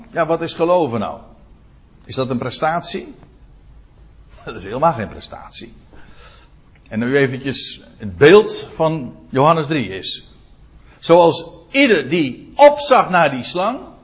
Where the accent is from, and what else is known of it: Netherlands